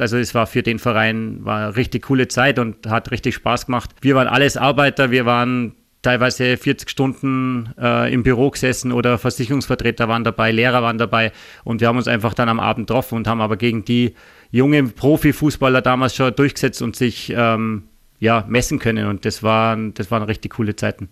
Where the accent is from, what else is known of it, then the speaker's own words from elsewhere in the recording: village near Augsburg, Bavaria, Germany; moved away as an adult; also born or lived in Ried, Austria / Linz, Austria; now in Austria; wir sind, wie gesagt, auf dem Dorf aufgewachsen. Ähm, da gab es in der Nähe nur den FC Augsburg